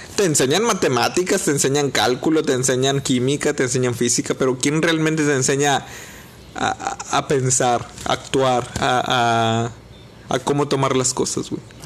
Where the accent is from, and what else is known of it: Mexico